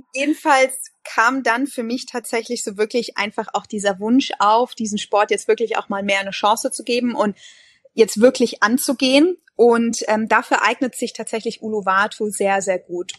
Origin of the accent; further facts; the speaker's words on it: Munich, Bavaria, Germany; moved away as an adult; now in Bali, Indonesia; Ich bin ja gebürtige Münchnerin